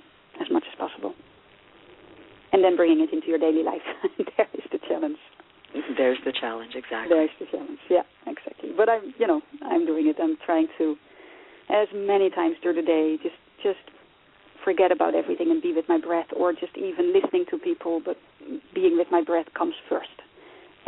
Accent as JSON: {"language": "English", "country": "Netherlands", "tie": "born or raised there", "also_born_or_lived": "Nigeria", "moved": "yes", "lives_now": "Ireland"}